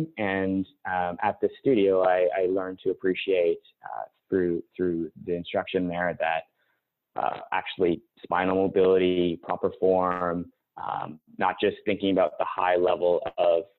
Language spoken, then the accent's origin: English; Winnipeg, Manitoba, Canada; moved away as an adult; also born or lived in Toronto / Vancouver; I grew up in Winnipeg